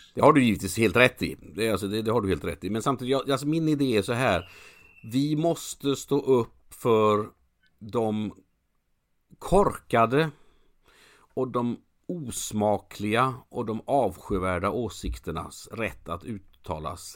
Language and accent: Swedish; Gothenburg, Västra Götaland, Sweden; jag är göteborgare